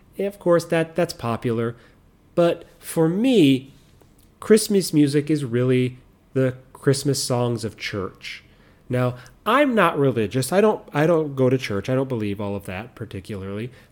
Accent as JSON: {"language": "English", "country": "United States", "moved": "yes", "said": "I'm American"}